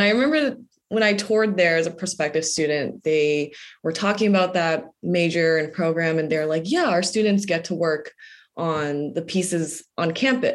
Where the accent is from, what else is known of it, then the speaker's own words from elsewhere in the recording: Los Angeles, California, United States; I'm from Los Angeles